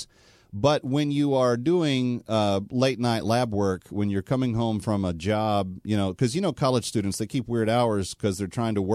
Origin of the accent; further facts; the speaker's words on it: Texas, United States; moved away; Great place to be from, my home state